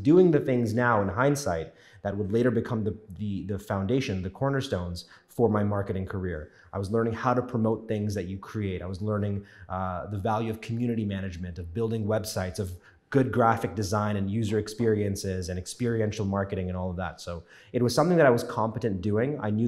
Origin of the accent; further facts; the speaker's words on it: Scarborough, Ontario, Canada; also born or lived in New York; I was born in New York, raised in Scarborough, spent most of my life here.